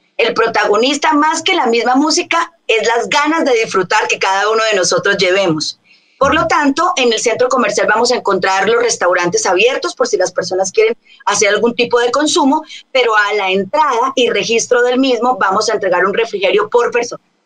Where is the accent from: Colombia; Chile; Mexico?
Colombia; now in Bogotá, Colombia; personas que nacimos en Colombia, un país sin igual